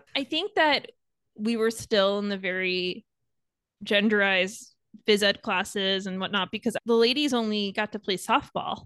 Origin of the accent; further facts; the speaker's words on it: Long Island, New York, United States; I grew up on Long Island, so that's why the Yankees